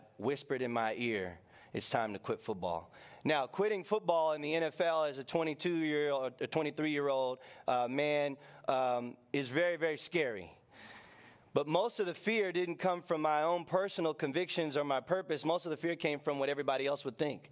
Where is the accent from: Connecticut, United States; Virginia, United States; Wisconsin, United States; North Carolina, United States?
Virginia, United States; Northern; I was born and raised in Northern Virginia